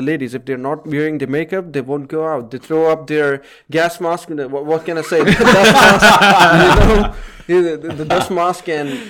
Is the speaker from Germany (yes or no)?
no; Pakistan; So coming from Pakistan, which is very polluted, and we have a lot of smog issues in winter.